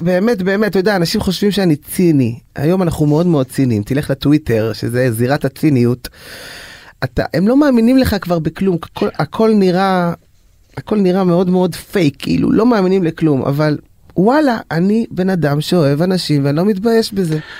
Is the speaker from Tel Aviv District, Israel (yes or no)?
yes; Bnei Brak, Tel Aviv District, Israel; also born or lived in Jerusalem; now in Ramat Gan, Israel; אני נולדתי כחרדי בירושלים למשפחה חרדית, להוריי היקרים. וגדלתי בבני ברק